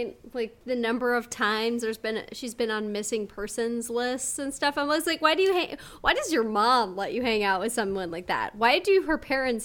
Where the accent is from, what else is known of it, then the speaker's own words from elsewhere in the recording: Montana, United States; moved away; We grew up in Montana.